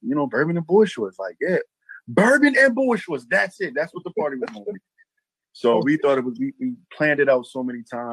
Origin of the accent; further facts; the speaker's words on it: Baltimore, Maryland, United States; also born or lived in Harford County, Maryland; I'm actually from Baltimore, Maryland as well, via Harford County, via Harford County